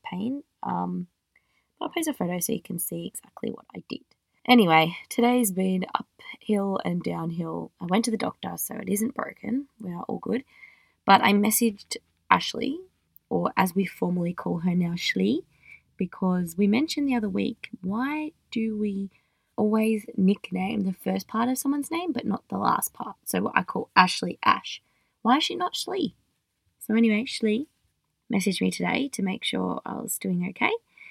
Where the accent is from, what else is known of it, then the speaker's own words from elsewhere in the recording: Australia; I'm just an Australian girl